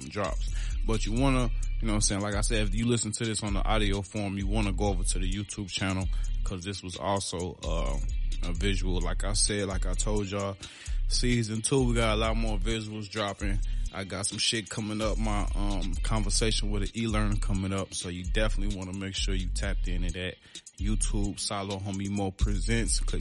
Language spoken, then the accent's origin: English; Chicago, Illinois, United States; I'm from Chicago